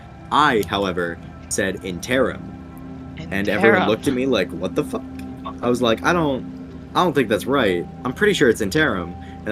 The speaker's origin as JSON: {"language": "English", "region": "England", "country": "United Kingdom", "lives_now": "United States", "said": "So, I'm British, kind of. Which, that comes up every once in a while, where, like, I say a word that I don't think I've said since England."}